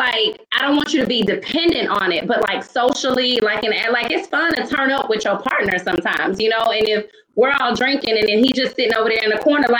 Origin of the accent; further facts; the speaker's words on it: the South, United States; See, I'm from the South, so it might be meat in my side.